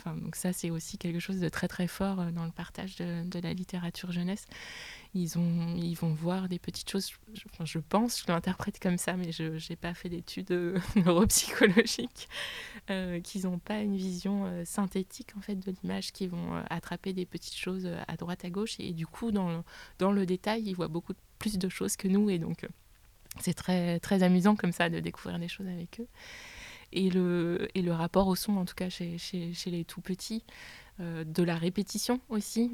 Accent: Gérardmer, Grand Est, France; moved away as an adult; also born or lived in Reims / Épinal / Bordeaux / Bilbao; now in Saint-Nazaire, France; je suis née à Reims et ensuite j'ai grandi dans les Vosges à Gérardmer

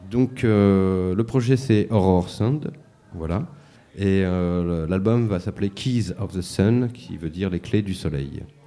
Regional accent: Mantes-la-Jolie, Île-de-France, France; also born or lived in Paris; now in Saint-Denis, France; Mantes-la-Jolie. Et puis rapidement, très rapidement sur Paris pendant assez longtemps. Et Saint-Denis depuis 9 ans maintenant

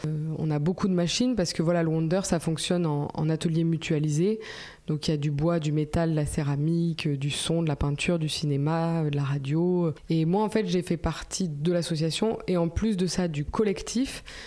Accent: Haute-Corrèze, Nouvelle-Aquitaine, France; also born or lived in Nice; je viens de la Haute-Corrèze, euh, vraiment l'endroit où il fait bien froid.

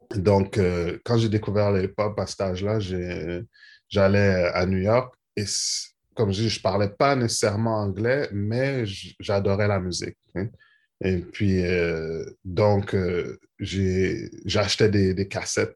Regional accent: Montreal, Quebec, Canada; je suis né à Montréal.

